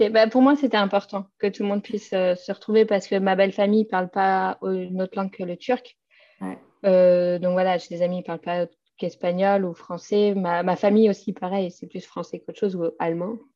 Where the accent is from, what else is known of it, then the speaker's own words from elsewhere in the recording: Innsbruck, Tyrol, Austria; French is a second language; now in Vienna, Austria; Euh, je ne me verrais pas habiter ailleurs en Autriche, de toute façon. je viens d'Innsbruck, mais je ne me verrais pas retourner.